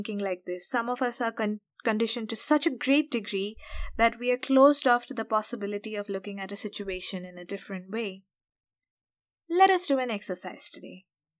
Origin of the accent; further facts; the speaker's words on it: India; we grew up in India, and especially from middle-class families